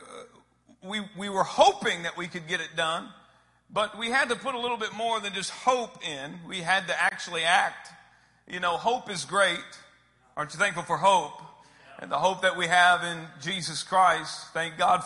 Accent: Austin, Texas, United States; I am from Austin, Texas

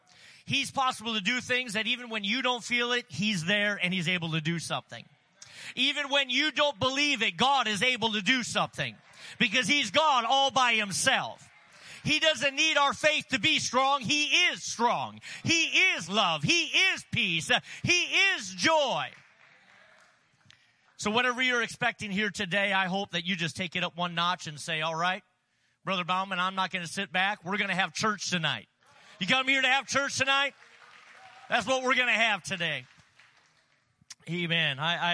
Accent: North Dakota, United States; moved away; I'm originally from North Dakota. I didn't want anything to do with the big city.

